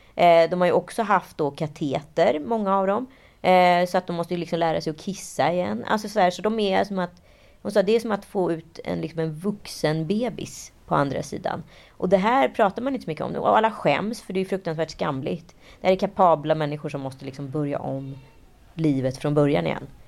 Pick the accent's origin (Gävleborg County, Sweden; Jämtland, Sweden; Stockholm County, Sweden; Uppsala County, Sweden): Stockholm County, Sweden; Stockholm; att jag var från Stockholm, att jag var från Sverige